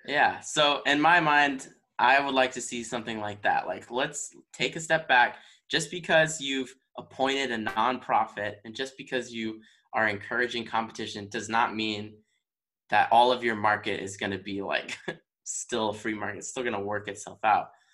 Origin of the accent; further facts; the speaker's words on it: Texas, United States; also born or lived in Michigan; now in Virginia, United States; I'm from Texas